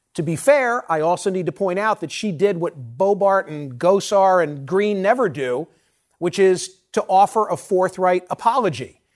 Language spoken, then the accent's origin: English; Philadelphia, Pennsylvania, United States; my hometown of Philadelphia